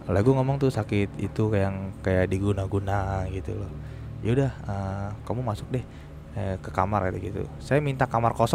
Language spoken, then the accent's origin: Indonesian; Central Java, Indonesia; daerah gua Jawa Tengah akhirnya pulang kampung ke daerah gua ya kan